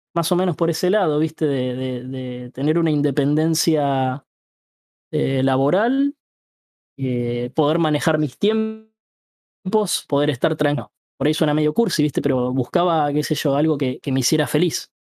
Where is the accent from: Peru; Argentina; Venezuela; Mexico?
Argentina; Ituzaingó, Buenos Aires Province; Yo tengo 30 y soy de Ituzaingó, el conurbano